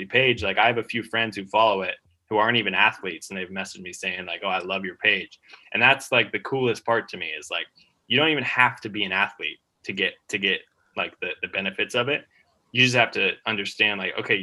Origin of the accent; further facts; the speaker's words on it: United States; moved away as an adult; also born or lived in Australia; being an American in Australia